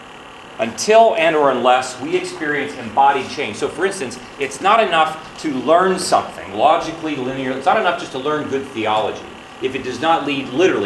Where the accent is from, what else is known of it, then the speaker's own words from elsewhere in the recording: Ohio, United States; I was born and raised in Ohio.